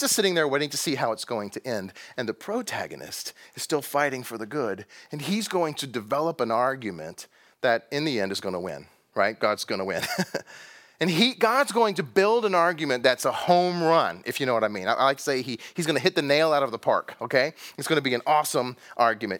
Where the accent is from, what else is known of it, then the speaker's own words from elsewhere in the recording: Texas, United States; I'm from Texas